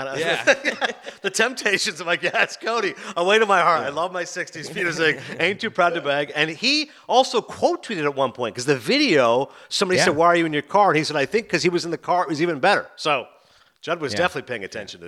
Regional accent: Kingston, Ontario, Canada; born or raised there; moved away; also born or lived in Toronto

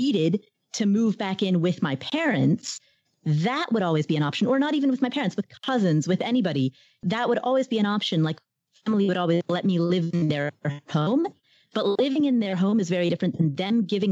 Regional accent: Kathmandu, Bagmati, Nepal; moved away; I was born in Kathmandu, Nepal. And so my parents and I are Nepalese

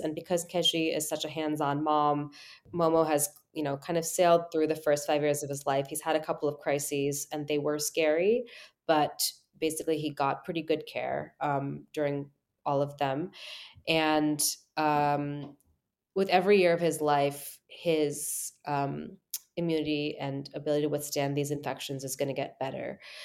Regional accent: United States; as an American

